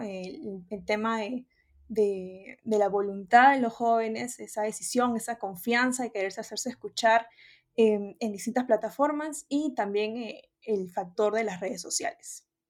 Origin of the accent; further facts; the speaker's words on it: Peru; la peruana, eh, porque es el, país de donde soy